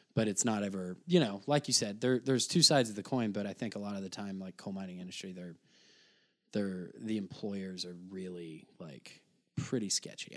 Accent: Shawneetown, Illinois, United States; moved away as an adult; now in Chicago, United States; I grew up in Southern Illinois

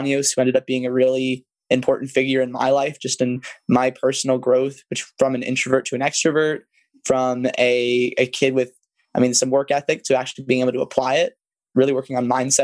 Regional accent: Hawthorne, California, United States; I grew up in Hawthorne, California, kind of right next to Manhattan Beach

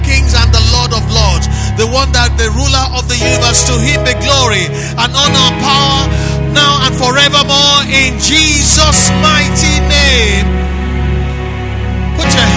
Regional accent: Nigeria; I am not a Nigerian by accident

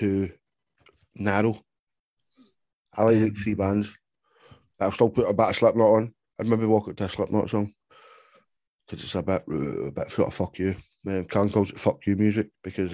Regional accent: United Kingdom; I'm British

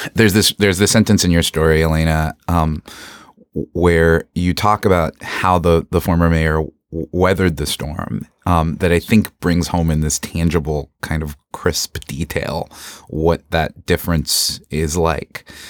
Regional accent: Florida, United States; I grew up in Florida, so hurricanes were an annual threat for me.

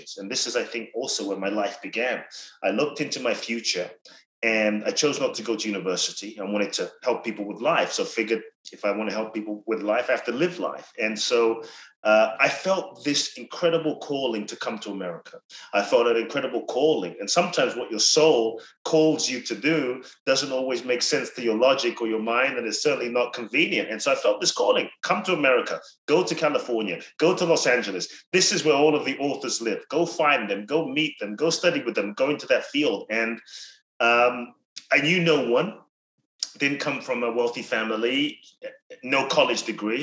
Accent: London, United Kingdom; moved away as an adult; also born or lived in Ghana; now in United States; I grew up in London from 3 to 18

